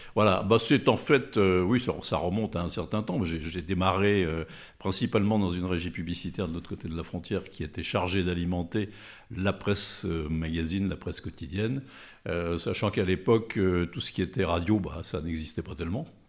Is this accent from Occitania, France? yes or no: no; Thonon-les-Bains, Auvergne-Rhône-Alpes, France; also born or lived in Lyon; je suis né à Tonon, euh, alors en plein centre de la Grande Rue, donc je ne peux pas être plus tononné